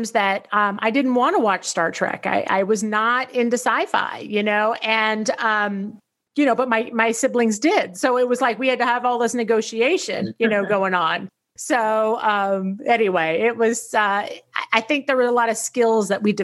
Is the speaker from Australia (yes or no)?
no; Tennessee, United States; I grew up in Tennessee